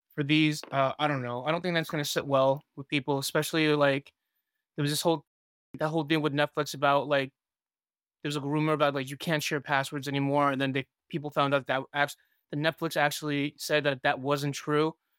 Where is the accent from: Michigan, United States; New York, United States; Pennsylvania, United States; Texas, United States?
New York, United States; New York City; also born or lived in Taiwan; I'm from Queens, New York